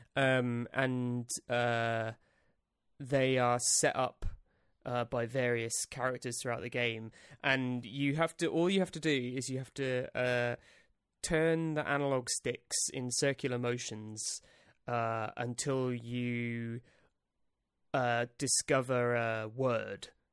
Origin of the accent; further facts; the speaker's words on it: England, United Kingdom; as an English man